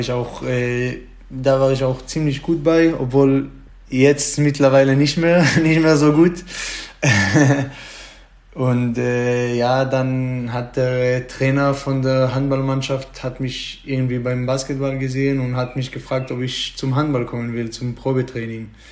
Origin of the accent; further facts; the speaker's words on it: Israel; German is a second language; moved away as an adult; now in Germany; ich komme äh, so zwischen Jerusalem und Tel Aviv. Da ist so ein kleiner Dorf, da wohne ich ruhiger Dorf